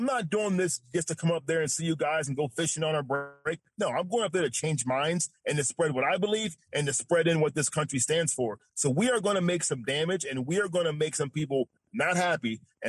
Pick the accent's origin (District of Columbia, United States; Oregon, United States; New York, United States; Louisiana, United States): New York, United States; now in Texas, United States; And like I said, when I came from New York to here, I thought this is a pillar of Republican values, Texas.